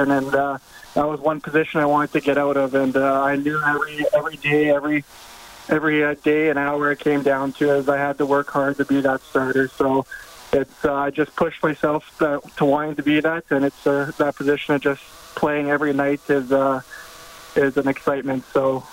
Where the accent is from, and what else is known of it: Winnipeg, Manitoba, Canada; born or raised there